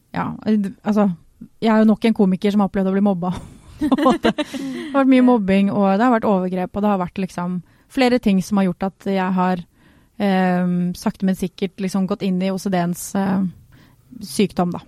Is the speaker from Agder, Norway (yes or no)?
yes; Sørlandet, Agder, Norway; accent: Sørlandsk; moved away; also born or lived in Grimstad / Kristiansand; jeg er egentlig fra Sørlandet. Og det blir veldig rart, for jeg snakker aldri sørlandsk med noen.